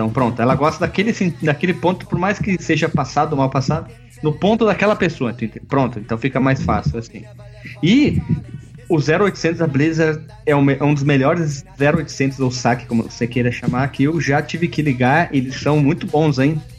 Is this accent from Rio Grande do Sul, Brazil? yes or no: yes; Bento Gonçalves, Rio Grande do Sul, Brazil; Qual o teu nome, qual cidade tu fala, estado. Eu falei … Bento Gonçalves, Rio Grande do Sul.